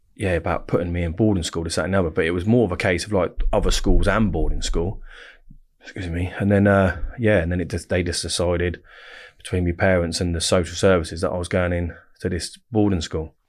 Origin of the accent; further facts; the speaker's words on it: Reading, South East England, United Kingdom; also born or lived in Winnersh / Woosehill, Wokingham; I was born and bred in Royal Berks in Reading, so I'm like Reading, born and bred